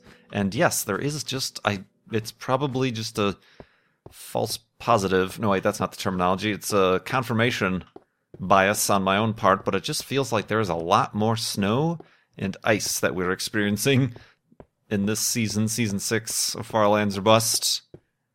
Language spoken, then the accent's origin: English; Chicago, Illinois, United States; moved away as an adult; now in Phoenix, United States; I'm actually originally from, grew up in Chicagoland